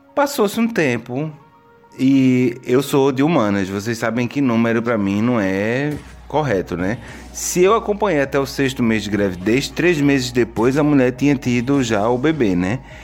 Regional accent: Brazil; now in Portugal; eu sou brasileiro

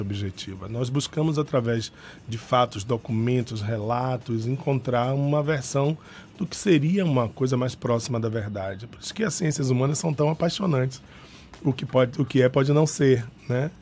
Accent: Salvador, Bahia, Brazil; Eu sou, sou menino da Cidade Baixa, né? Fui criado ali nos, na Cidade Baixa, nos Alagados

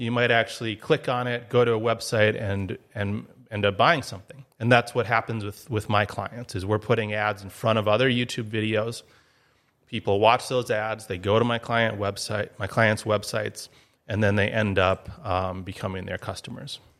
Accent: Duluth, Minnesota, United States; moved away as an adult; also born or lived in Eau Claire, Wisconsin; now in Grand Forks, United States; I grew up in Duluth, Minnesota

